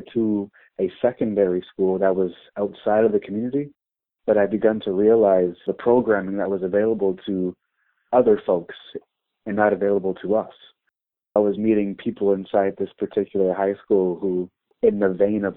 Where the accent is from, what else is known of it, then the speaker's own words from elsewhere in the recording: Windsor, Ontario, Canada; my home neighborhood where I grew up in Sandwich Town